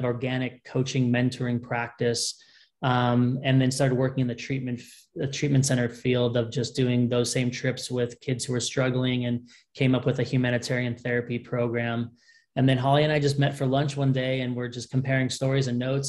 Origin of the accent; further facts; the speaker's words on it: Southern California, United States; moved away as an adult; now in Utah, United States; I was born and raised in Southern California.